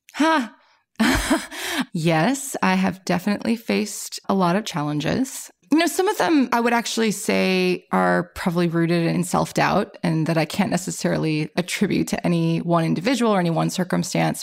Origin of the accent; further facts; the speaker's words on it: Illinois, United States; I'm from Illinois, and our university had a really good engineering program